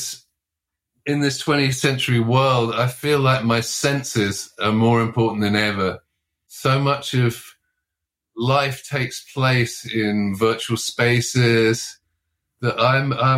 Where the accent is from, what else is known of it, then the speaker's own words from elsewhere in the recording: London, United Kingdom; moved away as an adult; now in United States; I grew up in London, in a kind of multiracial part of London